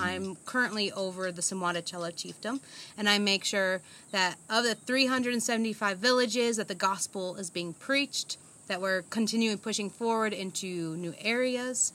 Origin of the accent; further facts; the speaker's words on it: United States; moved away as an adult; now in Zambia; born and raised in America.